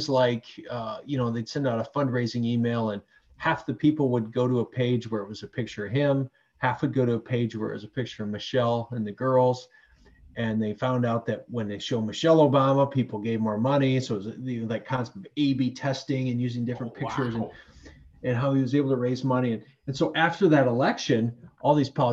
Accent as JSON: {"language": "English", "town": "Worthington", "region": "Minnesota", "country": "United States", "tie": "born or raised there", "moved": "as an adult", "lives_now": "Sioux Falls, United States", "said": "I grew up in Worthington, Minnesota"}